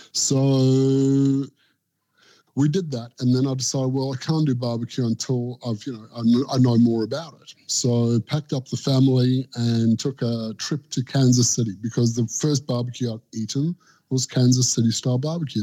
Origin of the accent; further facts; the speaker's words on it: South Africa; now in Australia; growing up in South Africa and moving to Australia